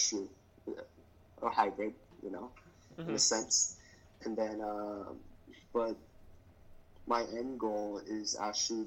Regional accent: United States; I was born in the United States, but, you know, my parents were born and raised in Vietnam

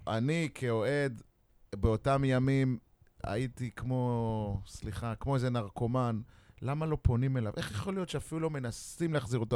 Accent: Beersheba, Southern District, Israel; זה היה גאווה בשבילי כבאר שבעי

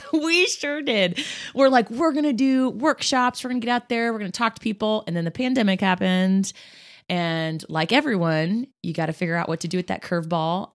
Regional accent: Kansas, United States; now in Indianapolis, United States; That is my home state. There are some amazing people in Kansas who have truly influence the person I am today.

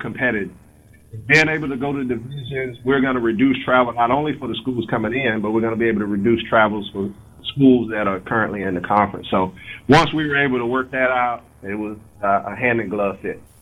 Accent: Mississippi, United States; also born or lived in Gulfport, Mississippi / Sardis, Mississippi; being a young black male growing up in Mississippi in the in the '70s

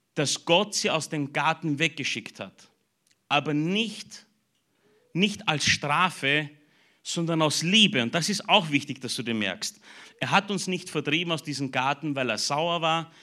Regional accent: Burgenland, Austria; mich als Burgenländer

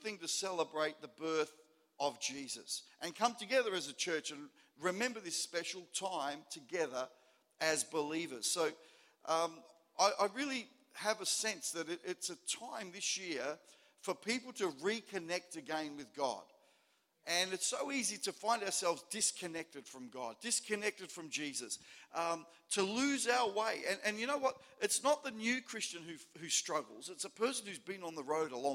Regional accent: Melbourne, Victoria, Australia; now in Port Lincoln, Australia; where I grew up in Melbourne.

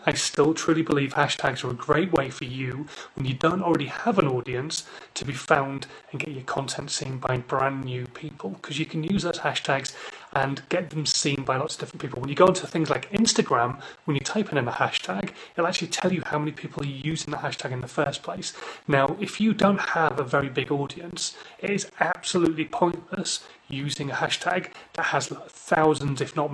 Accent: Hull, Yorkshire and the Humber, United Kingdom; now in Newbury, United Kingdom; I come from Hull originally, but we're based in Newbury now

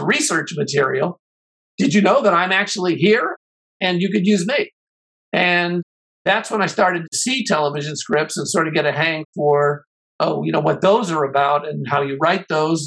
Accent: Chicago, Illinois, United States; I grew up in Chicago

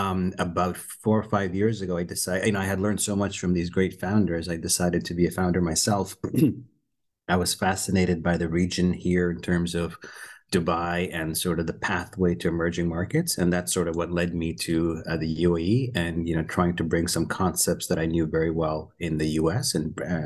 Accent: Canada; moved away as an adult; also born or lived in Pakistan; now in United States; I was born in Pakistan. I moved when I was fairly early, about 4 years old, moved to Canada, grew up in Canada. And then for the last 20, 22 years, I've been in the US, San Francisco, New York, Boston

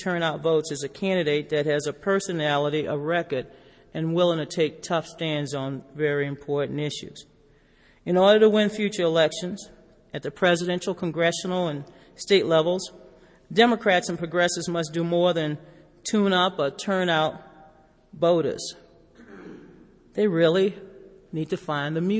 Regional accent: Louisiana, United States; my home state of Louisiana

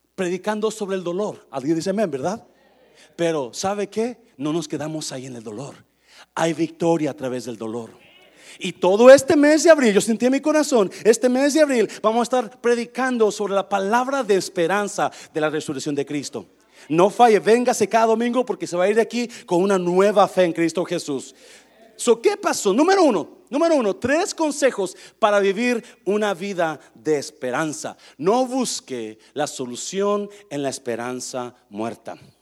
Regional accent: Nayarit, Mexico; el panteón de mi pueblo, ahí en Nayarit

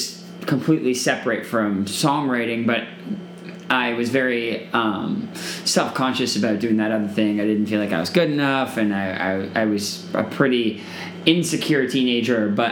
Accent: Toronto, Ontario, Canada; now in Los Angeles, United States; growing up in Toronto

